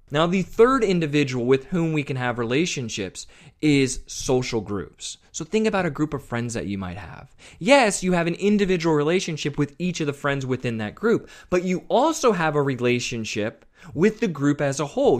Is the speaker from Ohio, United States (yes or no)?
yes; Westerville, Ohio, United States; I grew up just outside of Columbus, Ohio, in a town called Westerville, Ohio